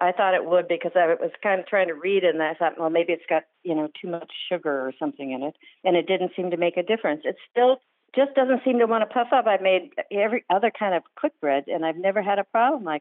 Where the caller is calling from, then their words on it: Minneapolis, Minnesota, United States; Uh, Minneapolis.